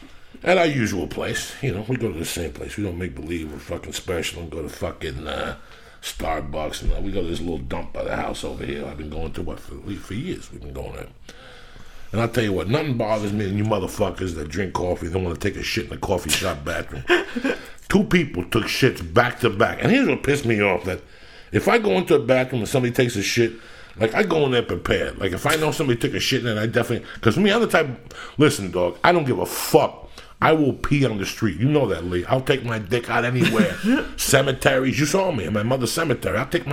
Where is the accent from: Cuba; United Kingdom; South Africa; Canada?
Cuba; now in United States; when I came from Cuba on the raft